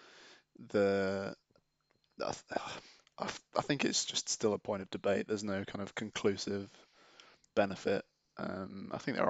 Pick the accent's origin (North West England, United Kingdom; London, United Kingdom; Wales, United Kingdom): London, United Kingdom; I'm also a Londoner